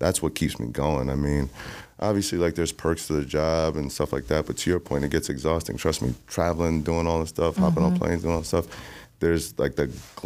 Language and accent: English; Jamaica; I'm Jamaican